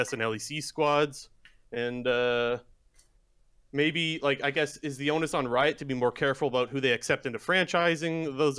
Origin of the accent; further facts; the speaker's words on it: Toronto, Ontario, Canada; now in Sarnia, Canada; And I know, like, obviously I'm from Toronto.